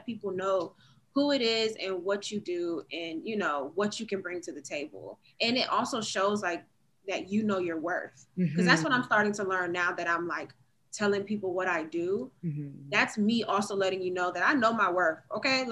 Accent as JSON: {"language": "English", "town": "Virginia Beach", "region": "Virginia", "country": "United States", "tie": "born or raised there", "also_born_or_lived": "Baltimore / Alexandria, Virginia", "moved": "as an adult", "lives_now": "Georgia, United States", "said": "I am from, originally from Georgia, but I grew up in the Virginia Beach area"}